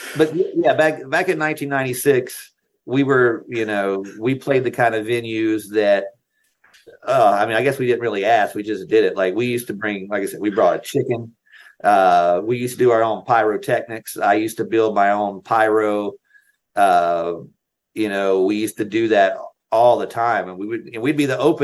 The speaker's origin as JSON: {"language": "English", "region": "North Carolina", "country": "United States", "tie": "born or raised there", "said": "I lived in North Carolina. I grew up in North Carolina"}